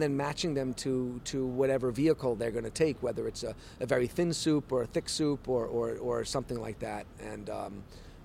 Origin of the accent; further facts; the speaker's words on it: New York City, New York, United States; moved away as an adult; now in Tokyo, Japan; I also wanted to come back to New York and have a shop in my hometown.